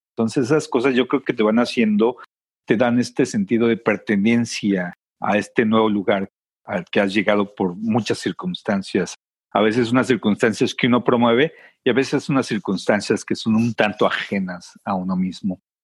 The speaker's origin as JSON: {"language": "Spanish", "region": "Mexico City", "country": "Mexico", "tie": "born or raised there", "moved": "as an adult", "lives_now": "United States", "said": "crecí este, en una ciudad muy grande, que sin embargo el medio ambiente, aunque esté modificado, todavía existe, todavía lo ves. Mucha gente eh, al lugar de donde vengo le dice el Valle de México"}